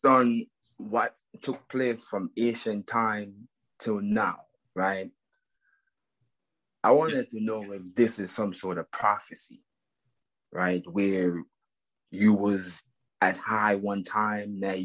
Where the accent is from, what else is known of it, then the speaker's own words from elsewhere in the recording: Jamaica; now in United States; I'm from Jamaica and I got a green card